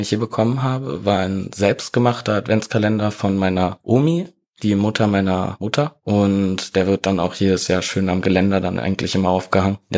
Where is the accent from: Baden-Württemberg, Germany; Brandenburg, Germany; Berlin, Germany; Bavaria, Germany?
Berlin, Germany; now in Heidelberg, Germany; ich bin 20 Jahre alt, komme gebürtig aus Heidelberg und bin dann nach Berlin gezogen und dort auch aufgewachsen dann allerdings wieder nach Heidelberg gezogen